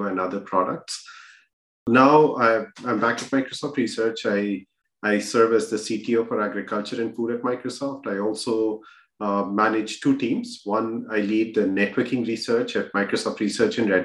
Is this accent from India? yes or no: yes; India; moved away as an adult; also born or lived in Bihar / Kharagpur; now in United States; I grew up in India.